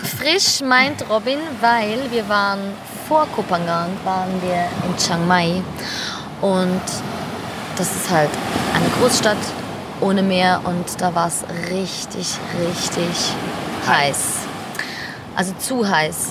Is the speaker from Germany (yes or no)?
no; Switzerland; moved away as an adult; also born or lived in Naples; ich bin ursprünglich Schweizerin, ich komme aus der Schweiz, also wenn ich mich manchmal hier ein bisschen verhasple mit der deutschen Sprache